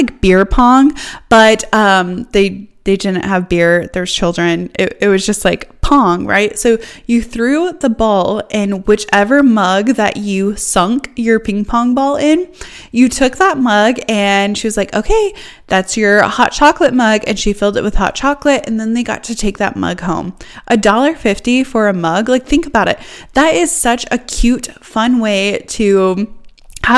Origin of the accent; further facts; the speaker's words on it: Northeast Iowa, United States; now in Missouri, United States; I grew up in Northeast Iowa